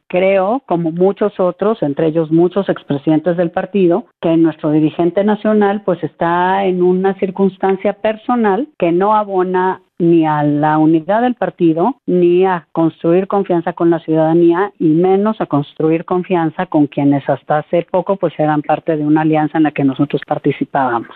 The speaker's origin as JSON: {"language": "Spanish", "country": "Mexico", "said": "como mexicanos"}